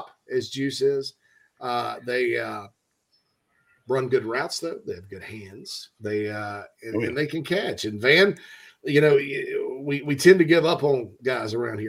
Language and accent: English; Spartanburg, South Carolina, United States; my hometown of Spartanburg, Daniel Morgan Avenue